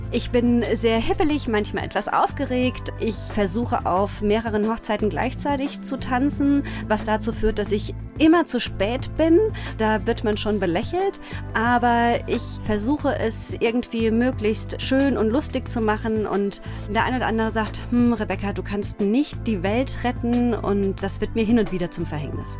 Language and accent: German; Rhineland-Palatinate, Germany; born or raised there; moved away as an adult; also born or lived in Homburg, Saarland / Mainz; now in Rheinhessen, Germany